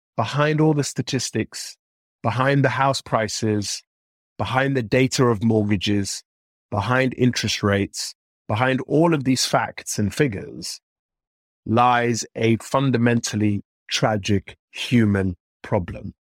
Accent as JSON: {"language": "English", "region": "London", "country": "United Kingdom", "tie": "born or raised there", "said": "growing up in Northwest London in the sort of mid to late nineties"}